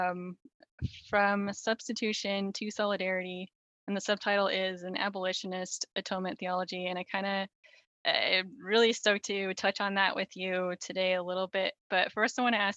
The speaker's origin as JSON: {"language": "English", "region": "Southern California", "country": "United States", "tie": "born or raised there", "moved": "yes", "lives_now": "Seattle area, United States", "said": "I grew up in Southern California"}